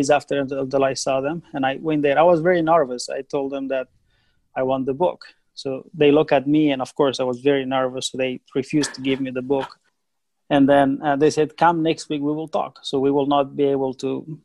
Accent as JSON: {"language": "English", "country": "Afghanistan", "tie": "born or raised there", "said": "I was born in Afghanistan, in the middle of the country. Most of the time that I was growing up was war"}